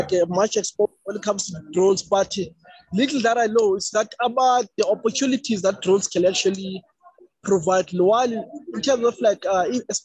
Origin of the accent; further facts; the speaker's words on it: Eastern Cape, South Africa; I was born in a rural home. I was born in Manfre, Eastern Cape, which is a rural town.